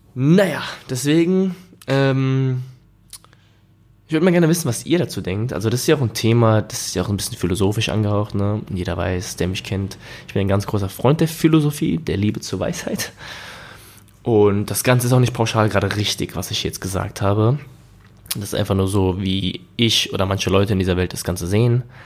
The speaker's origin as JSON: {"language": "German", "country": "Germany", "said": "bei uns in Deutschland"}